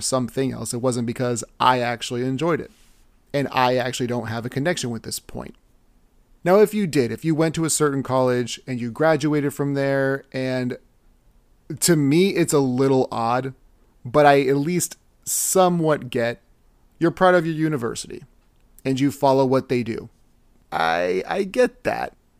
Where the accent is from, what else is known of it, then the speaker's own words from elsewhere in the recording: Texas, United States; me being born in Texas